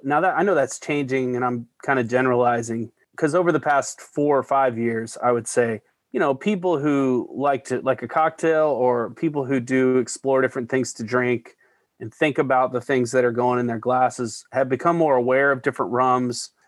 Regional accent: Denver, Colorado, United States; moved away; Tattered Cover Bookstore in Denver, Colorado. Just a thrill to be back there. My hometown and my hometown bookstore.

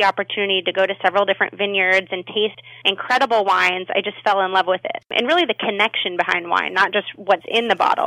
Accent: Nebraska, United States; moved away as an adult; also born or lived in Santa Rosa, California; now in San Diego, United States; Born and raised in Nebraska

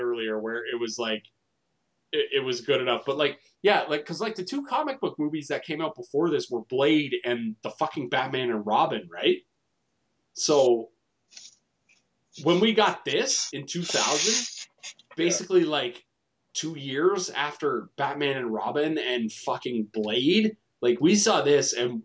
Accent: Canada; we're all Canadian here

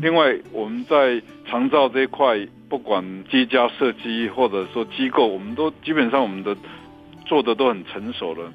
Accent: Hualien, Hualien County, Taiwan; also born or lived in Taipei; now in Taitung, Taiwan; 因为我在花莲门路院 旁边那个小姨尊长大

